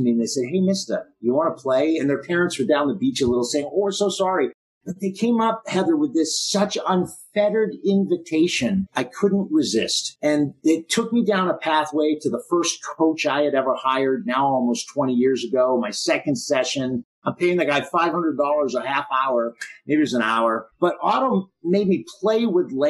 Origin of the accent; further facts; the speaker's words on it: Boston, Massachusetts, United States; I grew up in Boston.